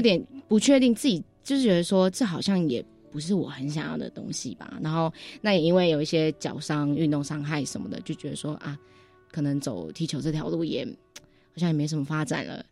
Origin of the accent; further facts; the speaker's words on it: Taipei, Taiwan; 我从小就是在台北长大，嗯。就是在台北念书这样